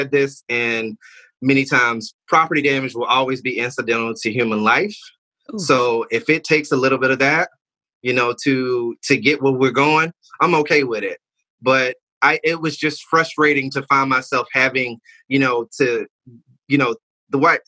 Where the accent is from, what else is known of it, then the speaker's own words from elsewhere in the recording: Albany, Georgia, United States; now in Ocoee, United States; I'm straight out of Georgia. I'm from Albany, Georgia, down south.